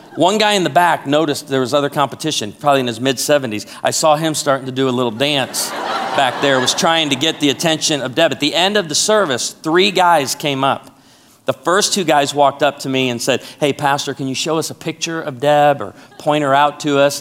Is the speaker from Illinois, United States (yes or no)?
yes; Chicago, Illinois, United States; also born or lived in Naperville, Illinois; now in Branson, Missouri, United States; I was born and raised in Chicago